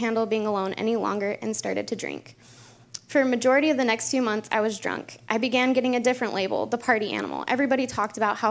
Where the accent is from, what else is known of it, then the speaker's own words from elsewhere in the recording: Utah, United States; I grew up in Utah as part of the LDS, or Mormon Church.